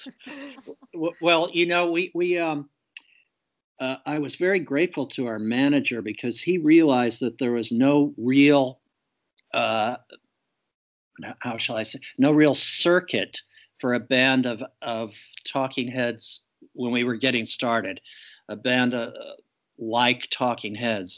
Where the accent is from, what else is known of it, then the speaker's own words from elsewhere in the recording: Pittsburgh, Pennsylvania, United States; my hometown of Pittsburgh